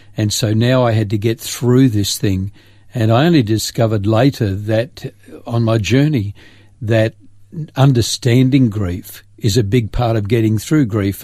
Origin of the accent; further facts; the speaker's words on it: Grafton, New South Wales, Australia; moved away as an adult; also born or lived in Sydney / Port Macquarie; 18 years of uh, growing up in Grafton